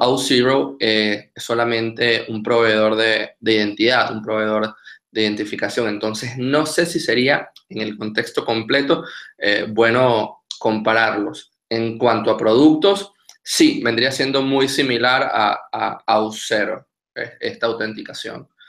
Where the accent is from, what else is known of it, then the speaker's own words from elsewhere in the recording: Venezuela; moved away as an adult; now in Argentina; soy venezolano